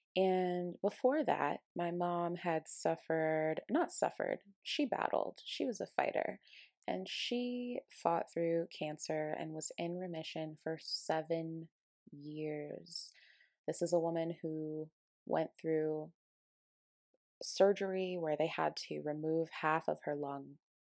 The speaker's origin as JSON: {"language": "English", "town": "Aurora", "region": "Colorado", "country": "United States", "tie": "born or raised there", "moved": "as an adult", "lives_now": "Ashland, United States", "said": "I moved from my hometown of Colorado, Aurora, Colorado, to Ashland, Oregon"}